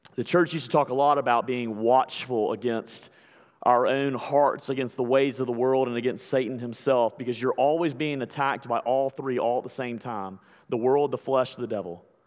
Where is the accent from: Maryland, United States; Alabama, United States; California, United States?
Alabama, United States; I'm from Alabama